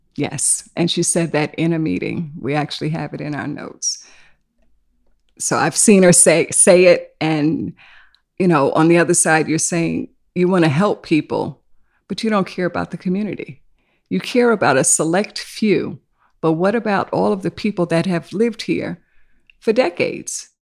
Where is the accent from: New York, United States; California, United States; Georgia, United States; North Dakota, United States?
New York, United States; New York City; also born or lived in South Carolina; I was born in South Carolina, so my family was one of those that migrated to New York. So, I've been here since I was five. And I've lived in Harlem, in East Harlem, and then we moved to Queens.